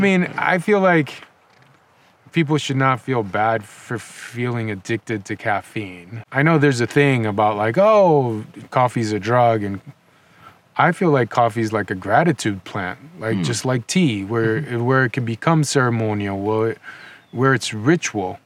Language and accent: English; Nicaragua; moved away as an adult; also born or lived in Los Angeles, United States; now in United States; I grew up in Nicaragua. Um, I moved to the United States in 2005